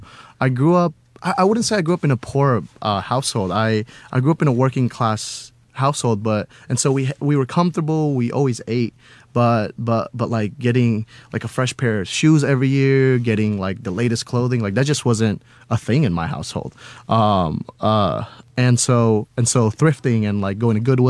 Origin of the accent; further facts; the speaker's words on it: Houston, Texas, United States; also born or lived in Cimahi, Indonesia; Traveled all over, but never having like a home anywhere else other than in Texas, specifically Houston